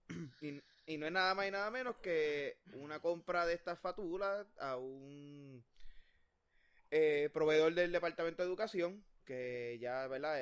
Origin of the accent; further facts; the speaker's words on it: Puerto Rico; como puertorriqueños